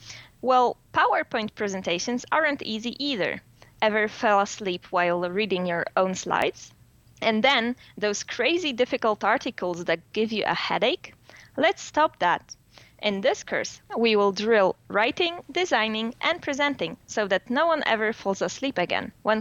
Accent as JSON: {"language": "English", "town": "Warsaw", "region": "Masovian Voivodeship", "country": "Poland", "second_language": "English", "said": "from Warsaw. I'm a PhD student in neurobiology."}